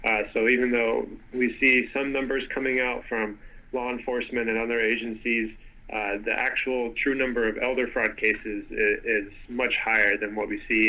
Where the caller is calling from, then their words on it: Victoria, British Columbia, Canada; I'm calling from Victoria, Canada